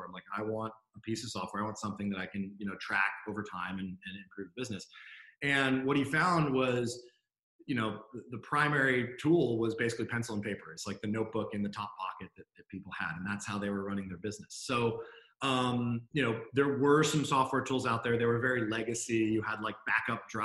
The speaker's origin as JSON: {"language": "English", "area": "D.C.", "region": "District of Columbia", "country": "United States", "tie": "born or raised there", "also_born_or_lived": "California", "moved": "as an adult", "lives_now": "Sydney, Australia", "said": "I grew up outside of Washington, D.C. Originally."}